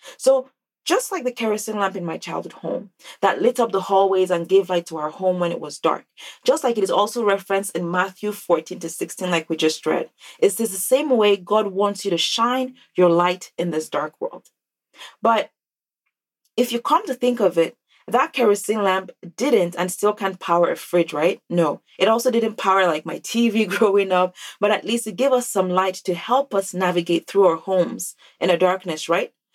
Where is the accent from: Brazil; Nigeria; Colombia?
Nigeria; now in North America; growing up in Nigeria